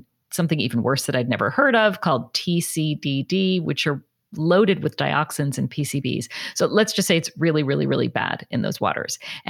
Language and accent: English; New Jersey, United States; I grew up in New Jersey.